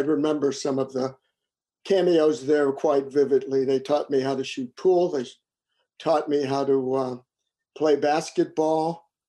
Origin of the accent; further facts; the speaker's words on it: Washington, District of Columbia, United States; Well, my childhood was actually quite good. Both of my parents were public servants. My father worked for DC government